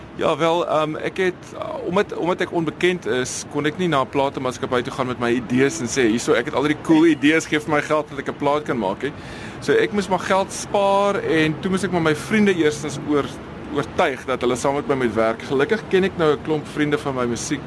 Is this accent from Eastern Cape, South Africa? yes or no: no; Stellenbosch, Western Cape, South Africa; also born or lived in Pretoria / Noordhoek / Mowbray; so ek het op Stellenbosch groot geword